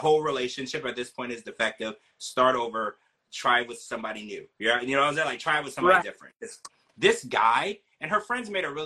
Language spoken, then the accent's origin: English; Louisiana, United States; where I grew up in Louisiana